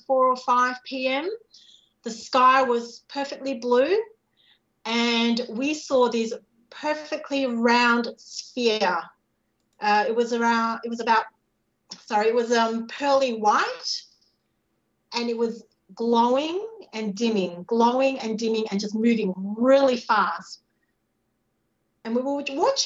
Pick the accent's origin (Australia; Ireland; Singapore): Singapore; I was born in Singapore